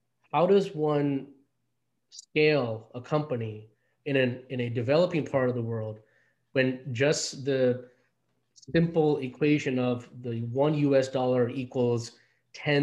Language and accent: English; New York City, New York, United States; also born or lived in India; growing up in, you know, in Queens